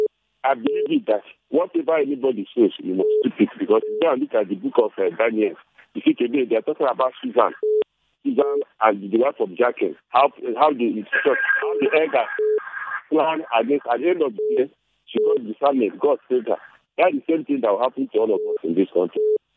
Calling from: Nigeria; I'm calling from the Educational Center in Nigeria.

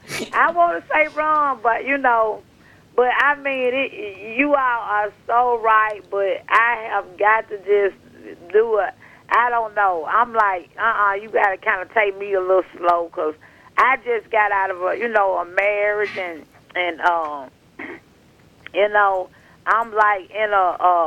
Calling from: Jackson, Mississippi, United States; I'm calling from Jackson, Mississippi.

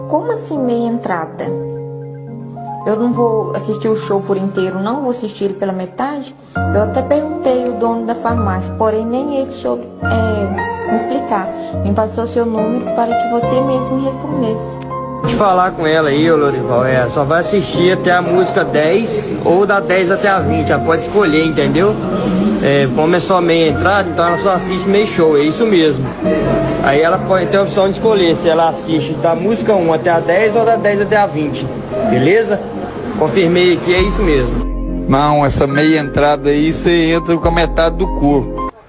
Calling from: Lajinha, Minas Gerais, Brazil; Eu sou aqui de Lajinha e eu fui até a farmácia, paguei fácil para comprar o ingresso do …, área VIP

